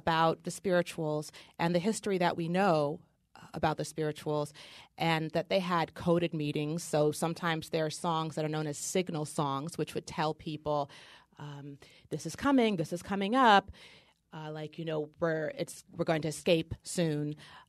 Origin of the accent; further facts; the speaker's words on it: Oregon, United States; My father, I'm from Oregon, and my father used to always take me cross-country skiing in the mountains.